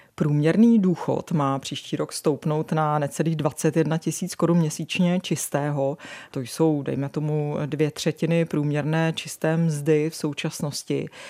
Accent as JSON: {"language": "Czech", "country": "Czechia", "said": "jsme na tom jako Češi"}